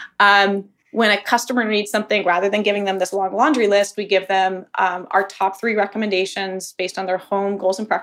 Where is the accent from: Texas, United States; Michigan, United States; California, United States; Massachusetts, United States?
Massachusetts, United States; Boston; moved away as an adult; also born or lived in Washington, District of Columbia, United States / overseas; now in Birmingham, United States; I'm originally from the Boston area and had lived in DC around the times I was living abroad